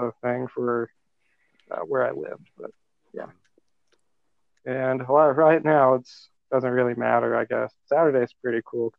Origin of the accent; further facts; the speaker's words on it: Fortville, Indiana, United States; Fortville, Indiana.